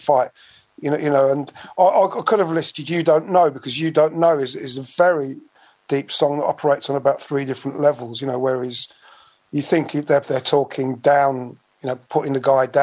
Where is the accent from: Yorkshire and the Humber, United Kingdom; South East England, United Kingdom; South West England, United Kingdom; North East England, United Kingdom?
South East England, United Kingdom; High Wycombe; accent: Bucks; also born or lived in London / Slough; I moved to the area of High Wycombe. And so really, my formative years were all in and around High Wycombe